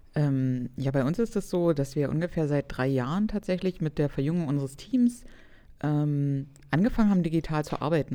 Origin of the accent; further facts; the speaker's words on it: Cottbus, Brandenburg, Germany; ich komme aus Cottbus in Brandenburg